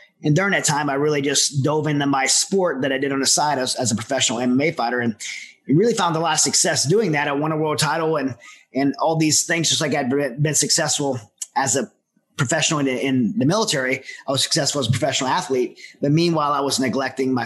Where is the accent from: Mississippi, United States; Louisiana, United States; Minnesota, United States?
Louisiana, United States; Southern; I'm from Southern Louisiana